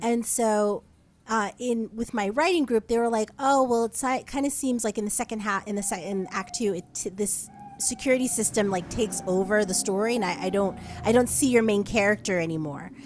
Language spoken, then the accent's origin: English; New Jersey, United States; moved away as an adult; also born or lived in Brooklyn; now in Los Angeles, United States; I'm from New Jersey